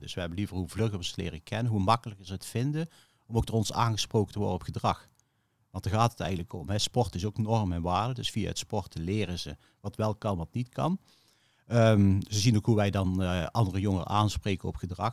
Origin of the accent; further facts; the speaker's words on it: Veghel, North Brabant, Netherlands; Ik eh, ben opgegroeid in Veghel